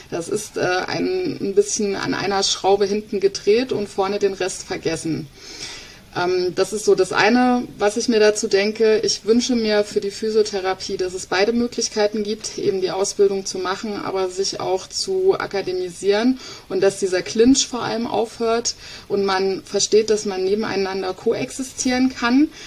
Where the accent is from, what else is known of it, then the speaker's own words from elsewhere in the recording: East Germany, Germany; Ich bin ja ein äh, Ostkind, ein Kind der DDR.